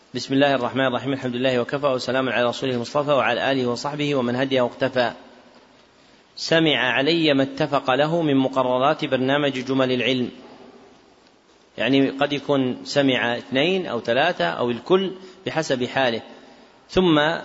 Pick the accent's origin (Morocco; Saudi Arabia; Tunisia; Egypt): Saudi Arabia; Najd; منهم من أهل بلدنا نجد